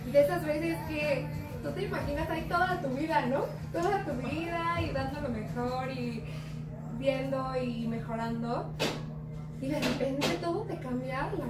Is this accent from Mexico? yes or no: yes; Mexico; muchos de nosotros como mexicanos